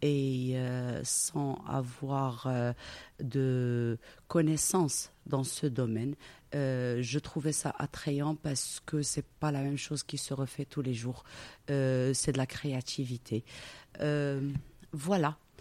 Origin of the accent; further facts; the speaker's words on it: Casablanca, Casablanca-Settat, Morocco; also born or lived in Belgium; Je suis née à Casablanca, j'y ai grandi.